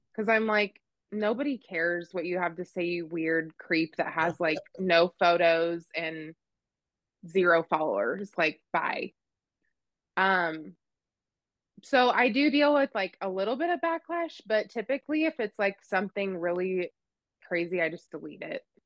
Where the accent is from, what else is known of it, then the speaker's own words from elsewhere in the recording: central Oregon, United States; now in Kansas, United States; I grew up in Oregon in this the central part of Oregon and like full on cowboy country out in the sagebrush